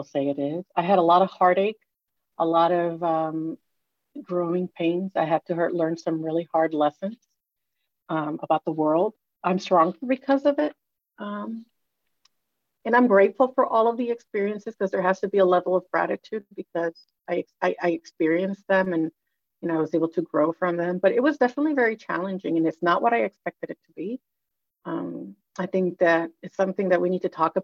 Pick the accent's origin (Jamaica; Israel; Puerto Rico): Puerto Rico; moved away; also born or lived in United States; I grew up in Puerto Rico, the daughter of Dominican immigrants.